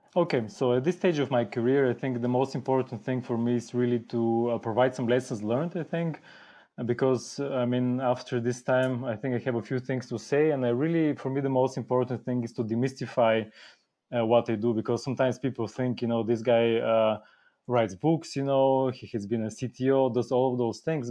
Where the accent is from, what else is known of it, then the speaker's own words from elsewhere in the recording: Bulgaria; moved away as an adult; now in Germany; I'm originally from Bulgaria. Have, have lived in Germany for quite a long time now. Came to study in Germany and stayed